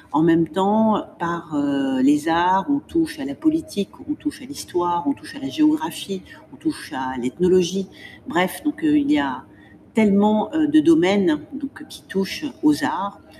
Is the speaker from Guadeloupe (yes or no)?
no; Morocco; also born or lived in Spain; J'ai voyagé, j'ai eu la chance de vivre à l'étranger, euh, de passer mon enfance au Maroc, euh, d'être née en Espagne